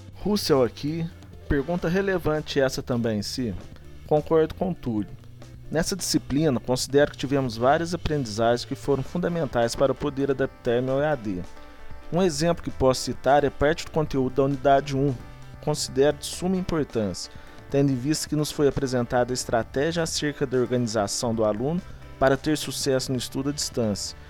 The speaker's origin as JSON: {"language": "Portuguese", "town": "Itaú de Minas", "region": "Minas Gerais", "country": "Brazil", "said": "sou de Itaú de Minas"}